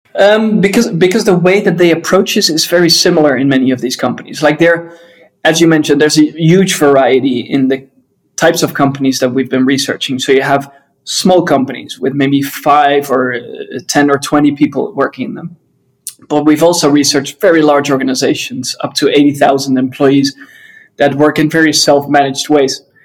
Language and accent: English; Netherlands; I'm from the Netherlands